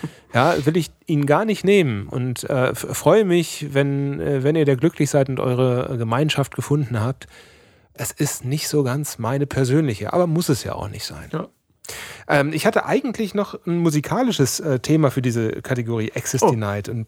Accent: North Rhine-Westphalia, Germany; weil wir kommen aus dem Sauerland, ja, da ist Schützenfest, ist da, wird da eigentlich mit der Muttermilch aufgesogen.

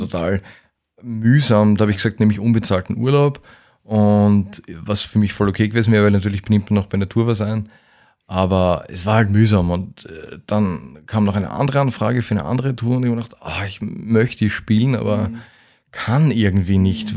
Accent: Vienna, Austria; als Wiener in Wien

